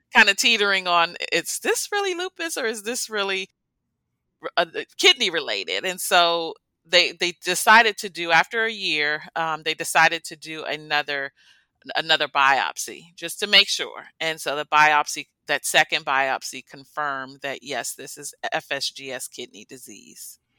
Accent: United States; born or raised there

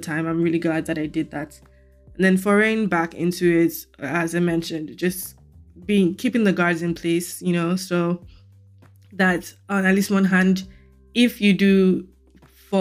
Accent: Lagos, Nigeria; now in United States; back home being Lagos, Nigeria

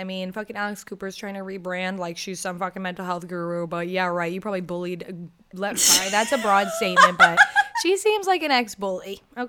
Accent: United Kingdom; I'm British

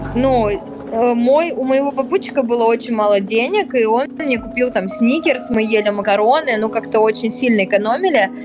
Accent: Moscow, Russia; also born or lived in Caucasus; я из Москвы

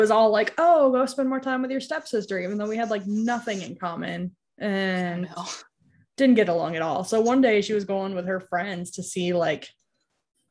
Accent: New York, United States; near where I grew up in New York

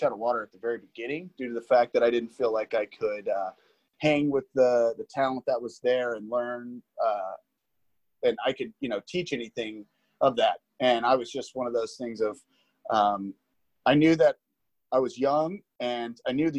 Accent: Liberty, Missouri, United States; No, absolutely not. It's a small town. It's not small anymore. It's really expanded pretty big. And it is one of those things that I grew up in a pretty much on a farm.

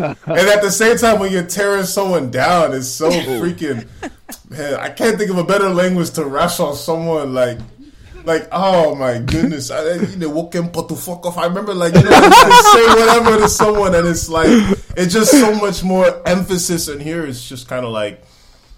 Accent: Boston, Massachusetts, United States; I was born in Boston. The connection, I mean, it's strong as hell. Like you grow up in a Nigerian household

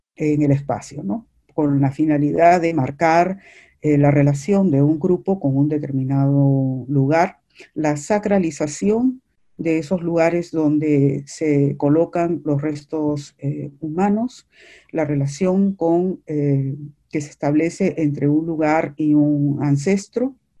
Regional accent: Peru; los tres somos peruanos

